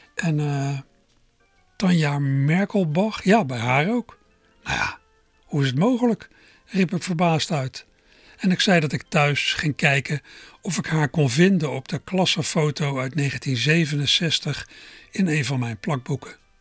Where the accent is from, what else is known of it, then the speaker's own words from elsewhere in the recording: Berkel en Rodenrijs, South Holland, Netherlands; moved away; also born or lived in Schiebroek, Rotterdam; ik vroeger in Berkel Rode reis heb gewoond